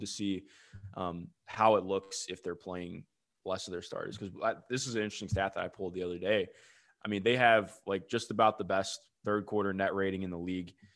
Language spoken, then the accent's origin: English; Cleveland, Ohio, United States; I grew up in Cleveland